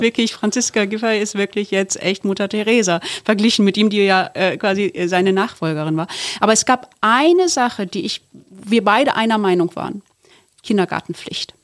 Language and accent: German; Duisburg, North Rhine-Westphalia, Germany; ich komme aus Duisburg. Und dann denken wir immer so, ich meine, du bist so deutsch und ich bin so in einer türkischen Familie in Duisburg aufgewachsen